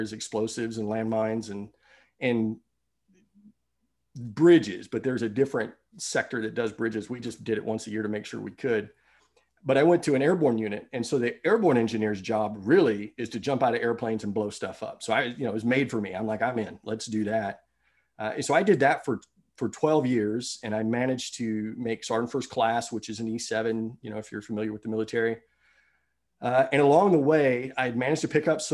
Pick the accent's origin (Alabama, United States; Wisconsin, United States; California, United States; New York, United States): Alabama, United States; Huntsville; moved away; I'm from Huntsville. Huntsville's my hometown